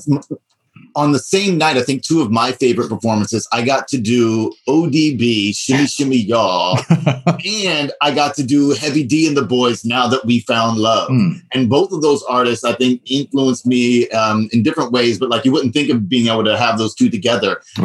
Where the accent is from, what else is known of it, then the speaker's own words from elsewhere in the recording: U.S. Virgin Islands; moved away as an adult; also born or lived in New York; I grew up in St. Croix in the Virgin Islands, where I graduated high school, and I came up to New York for college